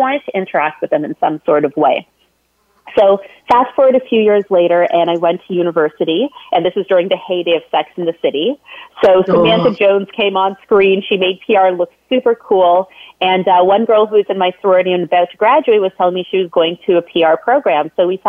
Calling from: Toronto, Ontario, Canada; So I'm dialing in from Toronto, Ontario, Canada today.

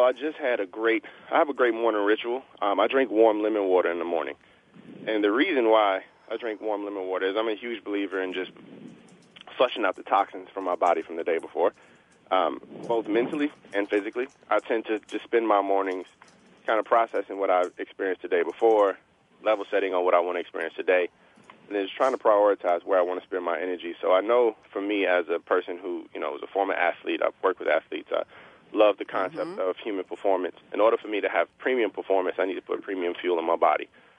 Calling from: Palo Alto, California, United States; I am calling in from Palo Alto, California, approximately maybe about 3 blocks away from Stanford's campus.

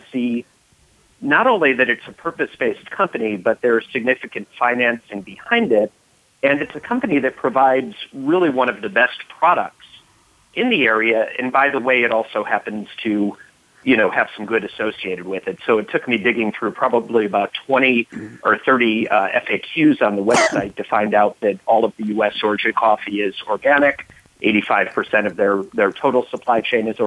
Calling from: Bethesda, Maryland, United States; calling in from Bethesda, Maryland, just outside of Washington, D.C.

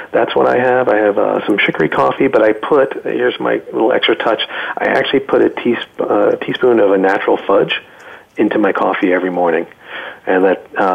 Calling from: Adirondacks, upstate New York, United States; I am calling in from the beautiful Adirondacks of upstate New York, where I'm very happy to reside

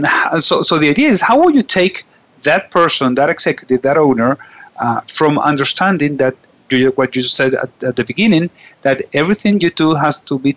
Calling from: Venezuela; I'm calling from Venezuela

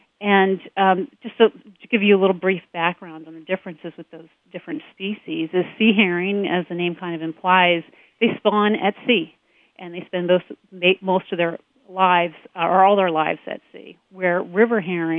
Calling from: Leesburg, Virginia, United States; I am calling from sunny Leesburg, Virginia today.

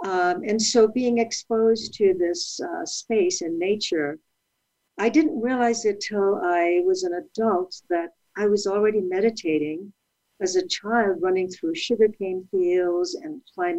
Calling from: California, United States; I am in Southern California. I am up in the mountains where it's beautiful, but a little chilly.

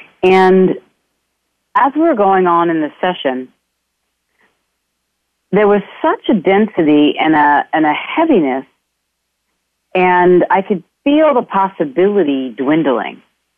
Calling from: Ireland; I'm calling in from Ireland myself, so hello to wherever you all are and will be.

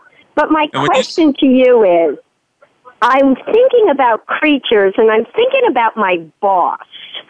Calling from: Montana, United States; I'm calling from Montana, where it's -3 degrees.

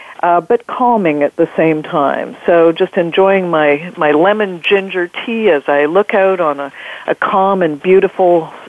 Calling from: Vancouver, British Columbia, Canada; I'm calling from beautiful British Columbia, Vancouver

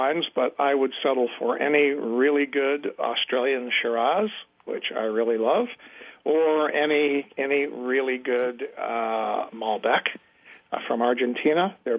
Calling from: San Francisco, California, United States; I'm calling from just right near San Francisco, and I'm sitting in my home office

